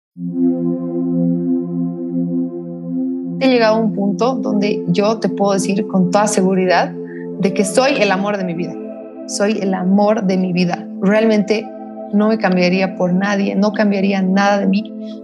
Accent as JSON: {"language": "Spanish", "region": "La Paz", "country": "Bolivia", "tie": "born or raised there", "said": "Yo he nacido en Bolivia, soy boliviana, soy paseña, eh, orgullosamente paseña, amo esta ciudad, amo este país."}